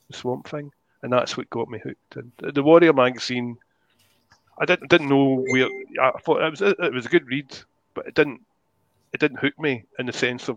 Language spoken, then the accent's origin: English; Ardrossan, Scotland, United Kingdom; I'm from Madrossan.